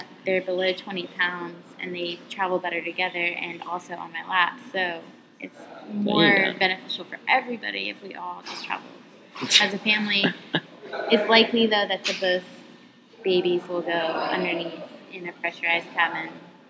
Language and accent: English; the South, United States; accent: southern; My southern accent's already popping out. I can feel it.